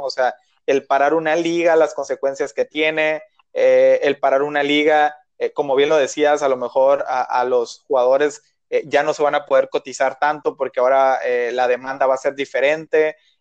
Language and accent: Spanish; Mexico; como mexicano